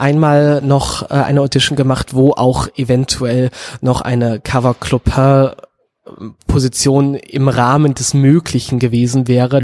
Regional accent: Münsterland, North Rhine-Westphalia, Germany; ich bin in Münzland aufgewachsen

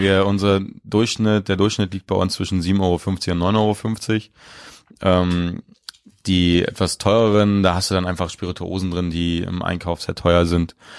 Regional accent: Mecklenburg-Vorpommern, Germany; moved away; Ich komme gebürtig aus Mecklenburg-Vorpommern

